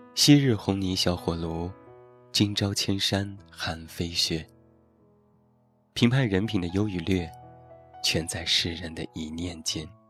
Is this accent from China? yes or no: yes; Taiyuan, Shanxi, China; 现在在我的家乡山西太原